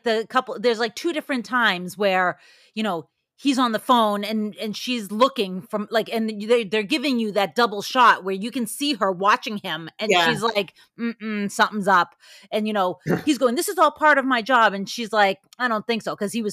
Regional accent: Ireland; I'm never going to leave. I'm an Irishman. I'll just stay in a bad relationship forever.

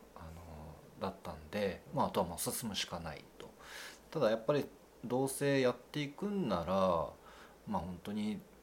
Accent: Fukui, Japan; 県外の学校行ったんですけどそこで最初にえーと、勤めたのが水族館でうんうん、でそこで最初に担当したのがクラゲだったんですね、うん、でその後、まああのいろいろありまして地元に帰ってきて

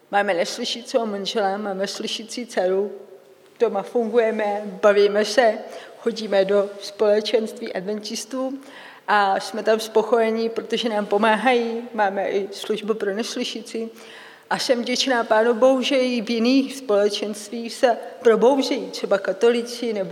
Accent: Czechia; Představte si, i v Čechách potřebuju českému videu české titulky, protože jsem Čech.

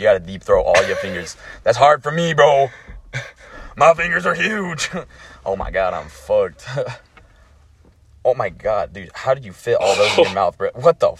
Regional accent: United States; I'm from America

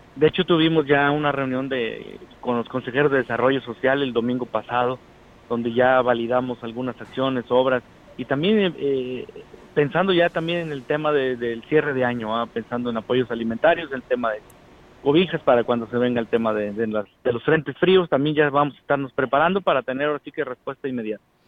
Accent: Xilitla, San Luis Potosí, Mexico; a mi pueblo, a nuestro pueblo de Gilitla

